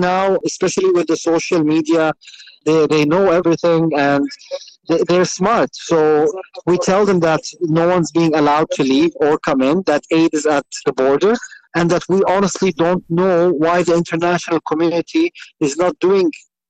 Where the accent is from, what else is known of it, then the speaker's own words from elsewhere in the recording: Jerusalem, Palestine; My wife is originally from Gaza. I'm originally from Jerusalem.